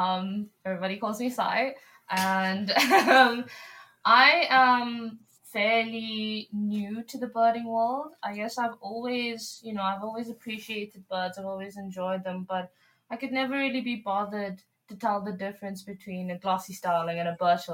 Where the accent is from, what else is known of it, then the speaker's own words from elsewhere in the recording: KwaZulu-Natal, South Africa; moved away as an adult; now in Pretoria, South Africa; I'm from KZN, born and bred on the coast.